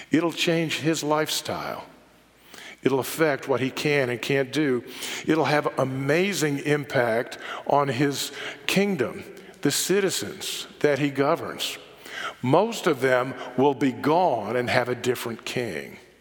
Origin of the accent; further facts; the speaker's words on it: Charlotte, North Carolina, United States; I grew up visiting New York in the summer, but growing up in Charlotte rather than growing up in New York